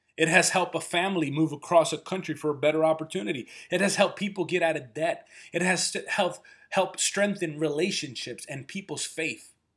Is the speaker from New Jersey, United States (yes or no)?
yes; New Jersey, United States; also born or lived in Chicago; we ended up moving closer to my grandparents in New Jersey. I grew up in Section 8 housing in a neighborhood where gunshots and drug deals were the norm